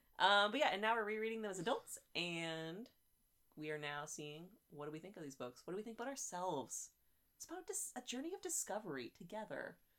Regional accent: West Coast, United States; I'm from the West Coast

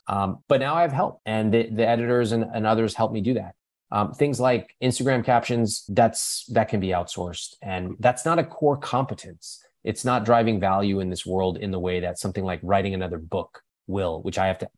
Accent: India; You know, in my case, I could, you know, I'm Indian. I could have created a business around being Indian.

